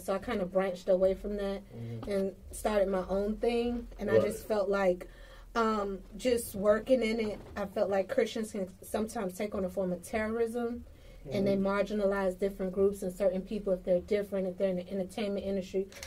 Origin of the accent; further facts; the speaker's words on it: Miami, Florida, United States; I grew up in Miami and the real Miami.